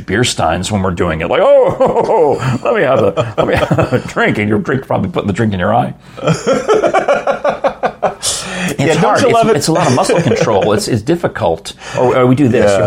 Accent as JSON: {"language": "English", "town": "Yonkers", "region": "New York", "country": "United States", "tie": "born or raised there", "said": "My parents are from the Bronx, and I grew up in Yonkers"}